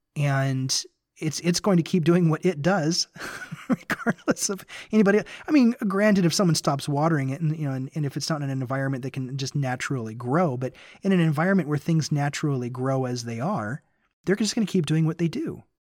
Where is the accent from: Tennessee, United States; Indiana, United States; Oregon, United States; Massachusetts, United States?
Tennessee, United States; Memphis; moved away; also born or lived in Utah / Nashville, Tennessee / Bakersfield, California; I grew up in Memphis, Tennessee, so it's kind of a bit like going back home for me